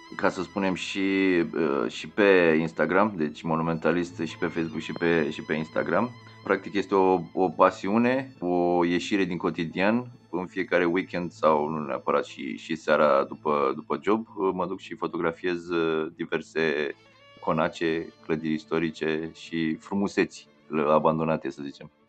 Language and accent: Romanian; Ploiești, Prahova, Romania; eu nu sunt oltean, eu sunt uh, din, din Prahova, sunt născut în Ploiești